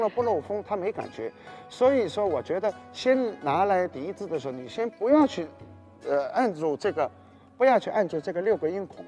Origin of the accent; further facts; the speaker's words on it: Suzhou, Jiangsu, China; moved away; 也是等于说我的家乡的这个描述我家乡的那些个情怀的一首乐曲